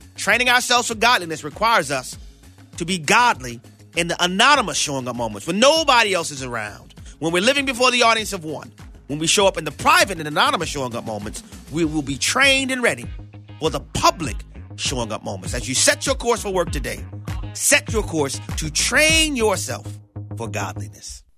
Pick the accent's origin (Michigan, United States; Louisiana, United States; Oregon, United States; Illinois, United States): Louisiana, United States; New Orleans; I was born and raised in New Orleans, Louisiana